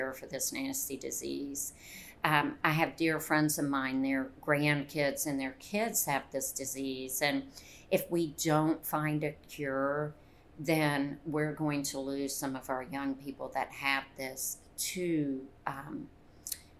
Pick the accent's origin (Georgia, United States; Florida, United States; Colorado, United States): Georgia, United States; Conyers; I grew up right outside of Atlanta, Conyers, Georgia, which was a very, very, very small town